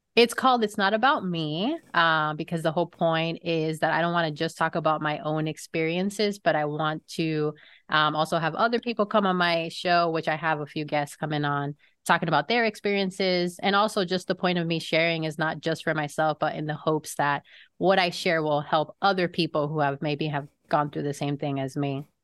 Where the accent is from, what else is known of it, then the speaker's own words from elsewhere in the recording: Florida, United States; also born or lived in New York; I am a Floridian just because I've lived here most of my life, although I was born in New York